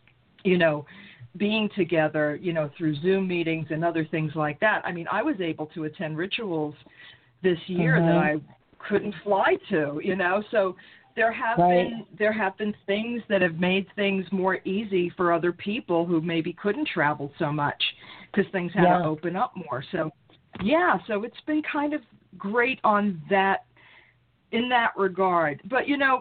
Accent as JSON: {"language": "English", "town": "New York City", "region": "New York", "country": "United States", "tie": "born or raised there", "also_born_or_lived": "Brooklyn / Long Island", "said": "I was born in Brooklyn. I was raised in Queens."}